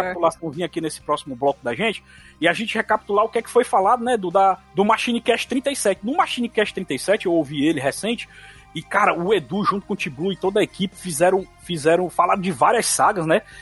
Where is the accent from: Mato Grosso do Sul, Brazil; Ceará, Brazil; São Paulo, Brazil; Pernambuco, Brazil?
Ceará, Brazil; born or raised there